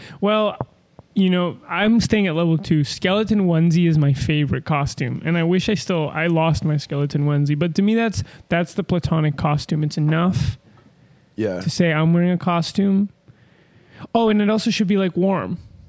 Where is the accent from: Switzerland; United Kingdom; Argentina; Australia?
Argentina; now in United States